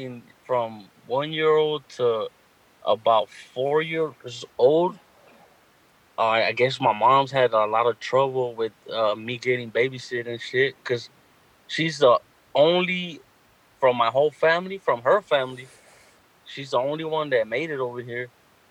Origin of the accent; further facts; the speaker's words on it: Long Beach, California, United States; I started in Long Beach. My mom was, they made me in Honduras.